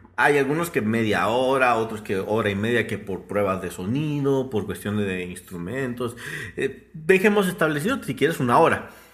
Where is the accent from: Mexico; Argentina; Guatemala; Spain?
Guatemala; Nosotros somos pues, de Guatemala